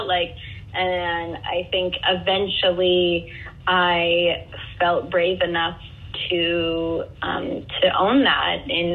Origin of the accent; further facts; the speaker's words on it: Northampton, Massachusetts, United States; moved away as an adult; also born or lived in Atlanta; I grew up in Northampton, Massachusetts